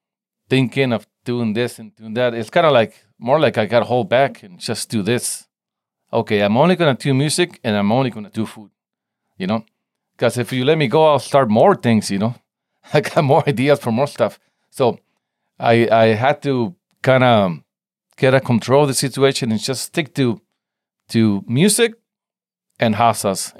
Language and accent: English; Tijuana, Baja California, Mexico; English is a second language; now in San Diego, United States; I grew up in Tijuana, Mexico, right at the border. And then I moved to San Diego. So it's kind of, I have both cultures going on, you know? But I don't know, I guess I think in Spanish and I speak Spanish at home